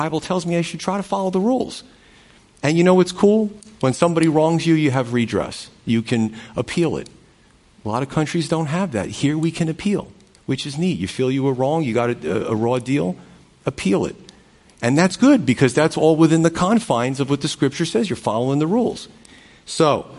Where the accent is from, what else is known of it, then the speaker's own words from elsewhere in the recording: United States; I was born in the United States